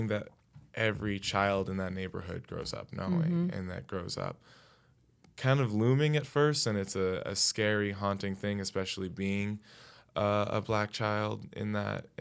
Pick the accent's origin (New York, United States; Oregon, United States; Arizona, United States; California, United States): New York, United States; New York City; I grew up here in Brooklyn